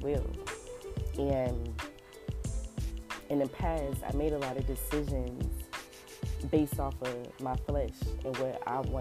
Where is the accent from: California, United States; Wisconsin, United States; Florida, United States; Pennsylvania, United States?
California, United States; Los Angeles; I grew up in South Central